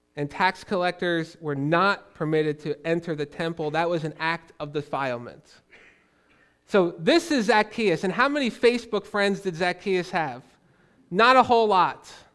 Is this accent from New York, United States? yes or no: no; Philadelphia, Pennsylvania, United States; moved away as an adult; now in Pittsburgh, United States; I grew up on the other end of the state in Philly